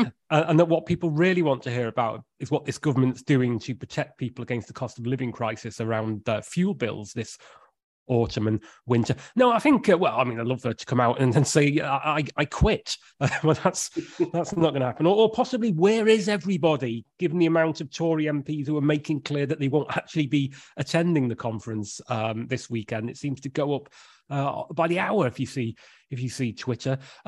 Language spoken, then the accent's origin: English; Cheshire, North West England, United Kingdom; also born or lived in North Wales / East London; now in London, United Kingdom; I grew up in Cheshire and worked in North Wales for quite a long time. So, yeah, I know a little bit about the countryside, although, you know, obviously I live in East London now.